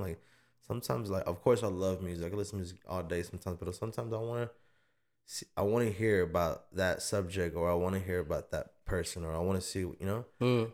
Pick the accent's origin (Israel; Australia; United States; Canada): United States; Austin, Texas; I was born in St. John's. I was born in the North Side